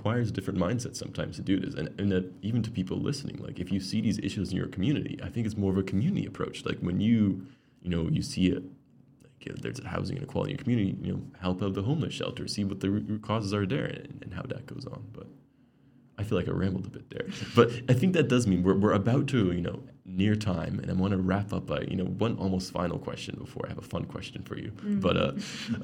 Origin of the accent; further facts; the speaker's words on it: Canada; moved away; I grew up in Canada